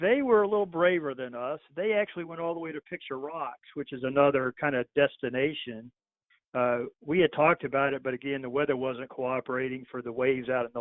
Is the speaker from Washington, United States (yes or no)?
no; Texas, United States; accent: Texas; my Texas accent